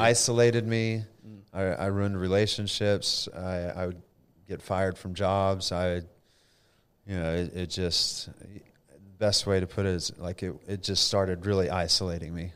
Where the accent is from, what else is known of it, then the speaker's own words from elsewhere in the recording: Denton, Texas, United States; also born or lived in Flower Mound, Texas; I was born in Denton, Texas, so local boy